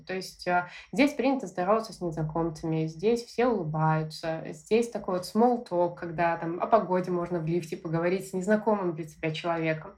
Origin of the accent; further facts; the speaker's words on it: Belarus; moved away as an adult; now in Australia; я из Беларуси